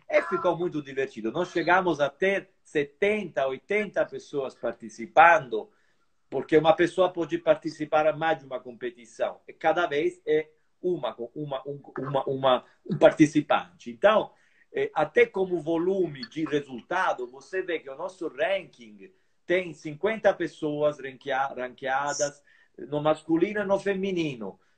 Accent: Brazil; Além de eu ser meio brasileiro ou meio italiano, eu sou brasileiro, claro

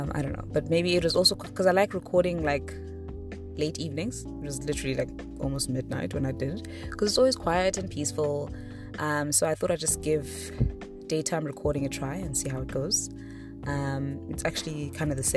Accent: East London, Eastern Cape, South Africa; moved away; also born or lived in Mthatha / Butterworth; Eastern Cape is kind of where my childhood and where most of my family is

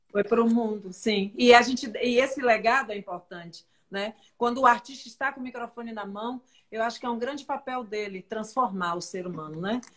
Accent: Northeast Region, Brazil; eu sou mais nordestina que você

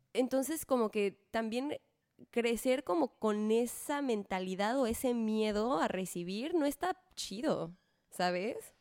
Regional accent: Mexico; como mexicano

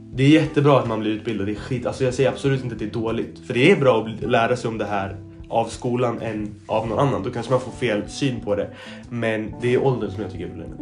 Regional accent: Sweden; jag har blivit uppvuxen i två olika kulturer. Jag är liksom, jag är liksom en förälder som är svensk, en som kommer från Mellanöstern

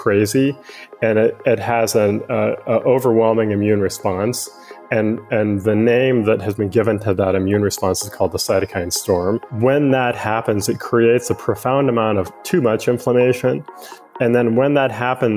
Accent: Western Montana, United States; moved away as an adult; also born or lived in Washington; now in San Francisco Bay Area, United States; I grew up in Western Montana

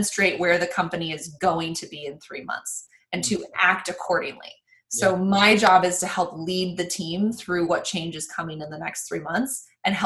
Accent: Reno, Nevada, United States; growing up, I'm from Reno, Nevada

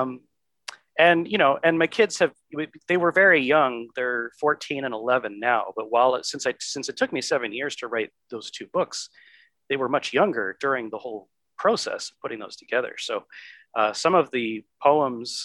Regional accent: Michigan, United States; moved away; my home state of Michigan

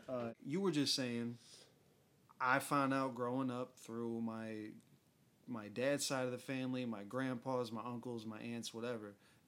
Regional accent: United Kingdom; I came from Britain. You know, yeah, exactly. I'm British, I guess.

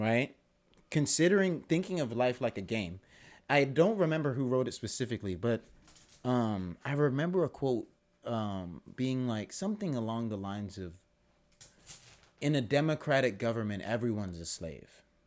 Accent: United States; as an American person

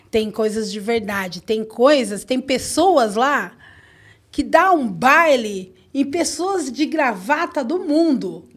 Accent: Cotia, São Paulo, Brazil; Eu nasci em Cotia

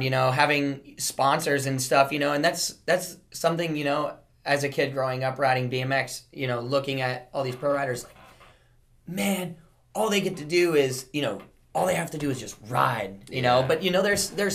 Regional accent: South Florida, United States; growing up in South Florida

